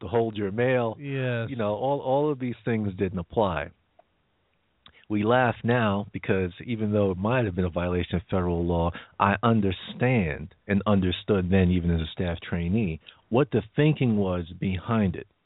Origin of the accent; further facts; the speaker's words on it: New York, United States; being a New Yorker